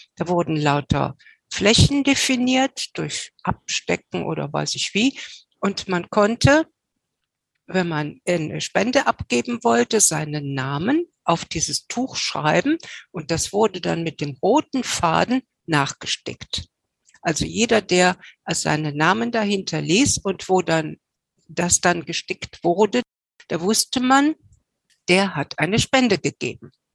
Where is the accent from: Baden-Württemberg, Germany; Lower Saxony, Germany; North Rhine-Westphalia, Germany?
North Rhine-Westphalia, Germany; Cologne; ich als Kölsche